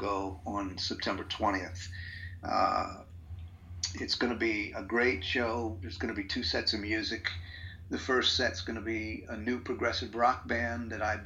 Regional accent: East Coast, United States; moved away; I did perform on the East Coast, because I'm from the East Coast

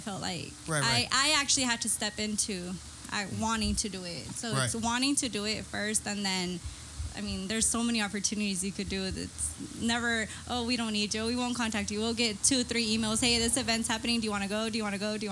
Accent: Mexico; now in San Diego, United States; I'm from Mexico.

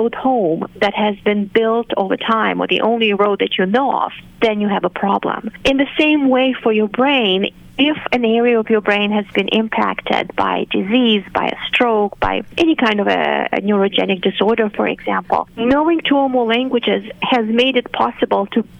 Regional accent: Moldova; first language Romanian; English is a second language; moved away; So I grew up with Romanian as my native language and then Russian as the official language on the territory of the country. I'm from Moldova

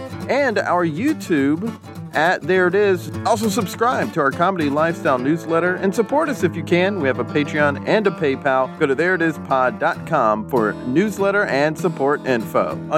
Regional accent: Florida, United States; I'm from Florida, and there's a lot of storm. It's hurricane season, you know, just about all the time in the Gulf.

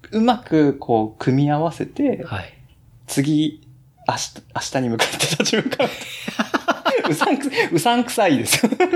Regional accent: Kumamoto, Japan; 熊本生まれの四十歳の中年

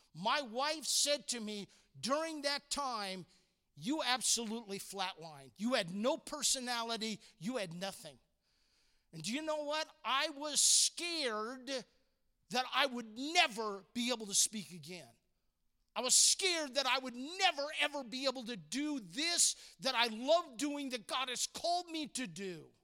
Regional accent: Walnut Creek, California, United States; also born or lived in San Francisco, California; I'm born in San Francisco, raised in Walnut Creek, California

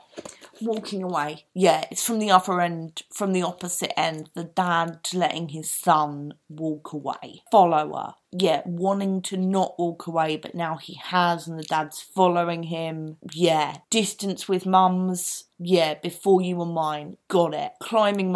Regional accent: London, United Kingdom; accent: East End; I've got naturally quite an East End because my dad is a genuine Cockney

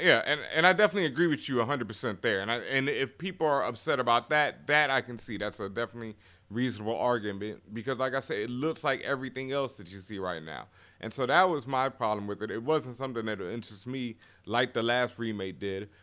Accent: Houston, Texas, United States; I'm from Houston, Texas

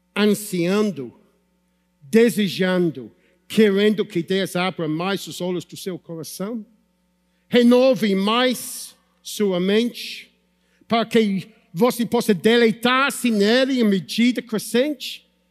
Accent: United Kingdom; Portuguese is a second language; moved away; Sou britânico

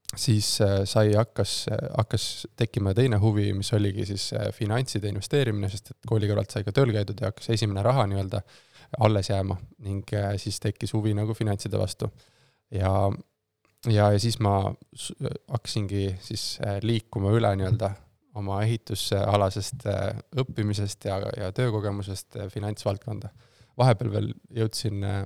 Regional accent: Tartu, Tartu County, Estonia; moved away as an adult; also born or lived in Tallinn; ma olen siis äh, Tartust äh, pärit, äh, Tartus kasvanud, sündinud ja koolis käinud kuni siis gümnaasiumi lõpuni

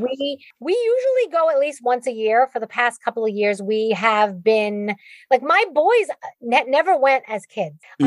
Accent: New York, United States; accent: Bronx; my Bronx accent

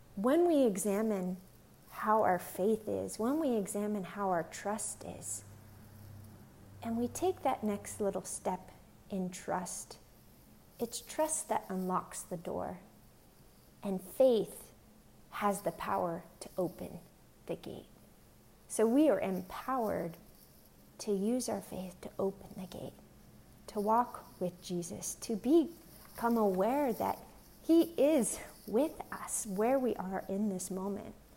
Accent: Pennsylvania, United States; now in Long Beach, United States; I'm originally from Pennsylvania. I'm currently here in Long Beach, California.

